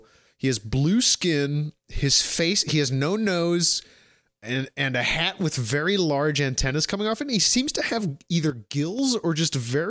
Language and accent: English; Kentucky, United States; We're from Kentucky, guys.